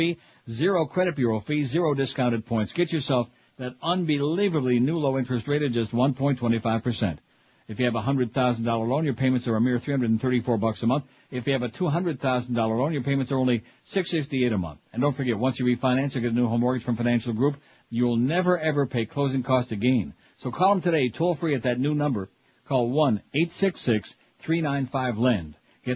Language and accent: English; Brighton, New York, United States; when I was a little kid growing up in Brighton, New York, Rochester suburb